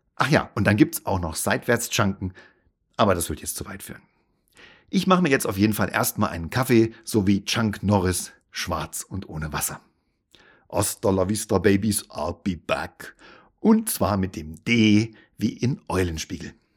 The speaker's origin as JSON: {"language": "German", "region": "Hesse", "country": "Germany", "tie": "born or raised there", "said": "meine Nationalität ist deutsch. Und ich bin in Hessen geboren"}